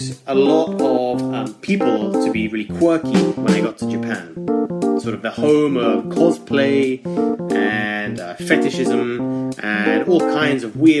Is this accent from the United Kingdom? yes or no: yes; United Kingdom; So I'm from the UK.